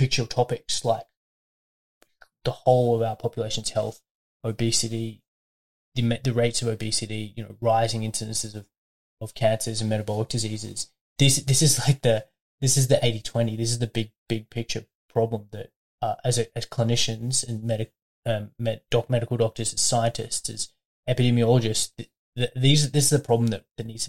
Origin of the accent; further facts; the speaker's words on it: Brisbane, Queensland, Australia; moved away as an adult; also born or lived in Melbourne, Australia; now in Albury, Australia; during undergrad I was at home. Studying at UQ in St. Lucia in Brisbane